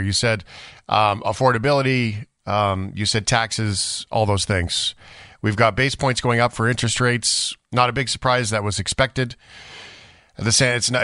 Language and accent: English; Fort McMurray, Alberta, Canada; I live in Alberta. I grew up in Fort McMurray.